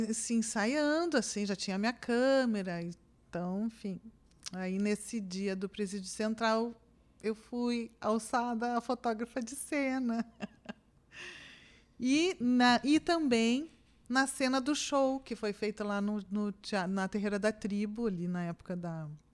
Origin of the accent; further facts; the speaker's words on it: Osório, Rio Grande do Sul, Brazil; Eu nasci em Osório.